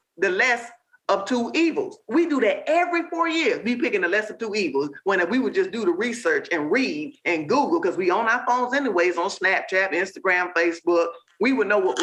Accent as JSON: {"language": "English", "town": "Miami", "region": "Florida", "country": "United States", "tie": "born or raised there", "said": "I'm from Liberty City. You know, I was born and raised over in Kara City, the Matchboxes."}